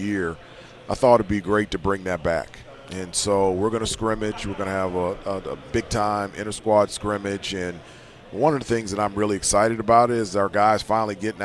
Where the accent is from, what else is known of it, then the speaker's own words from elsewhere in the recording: Winston-Salem, North Carolina, United States; I was born in Winston-Salem.